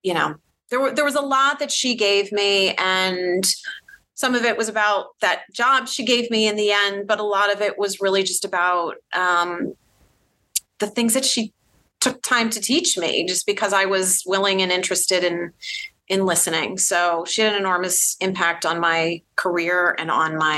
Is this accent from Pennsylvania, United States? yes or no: no; Boston, Massachusetts, United States; moved away as an adult; also born or lived in New York; I'm originally from the Boston area